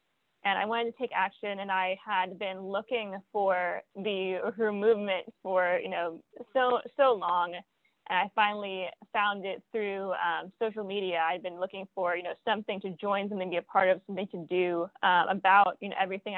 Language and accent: English; San Diego, California, United States; now in St. Petersburg, United States; Yeah, so I am originally from San Diego, California, and I'm now living in St. Petersburg, Florida, home of Black Power 96, and very happy to be doing so. I'm from a theater background